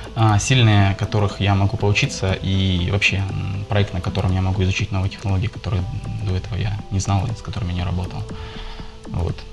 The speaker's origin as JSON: {"language": "Russian", "town": "Poltava", "region": "Poltava Oblast", "country": "Ukraine", "tie": "born or raised there", "moved": "yes", "lives_now": "Kharkiv, Ukraine", "said": "я сейчас живу в Харькове, сам я родом из Полтавы."}